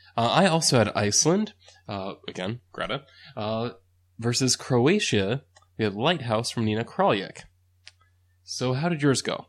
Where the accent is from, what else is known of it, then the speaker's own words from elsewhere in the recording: United States; as an American